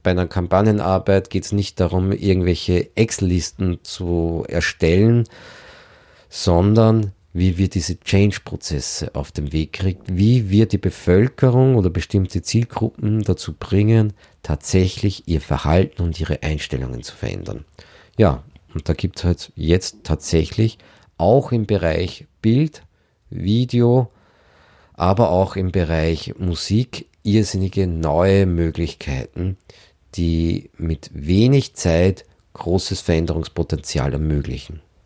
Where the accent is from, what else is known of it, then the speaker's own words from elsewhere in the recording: Lower Austria, Austria; ich bin Niederösterreicher